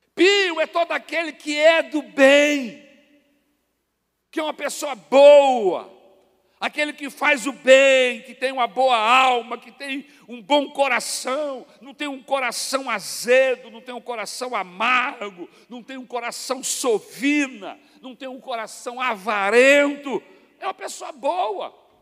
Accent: Brazil; nós brasileiros

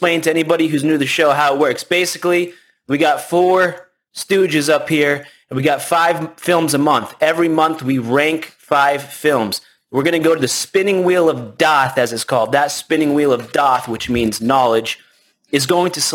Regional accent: New Zealand; I was born in New Zealand

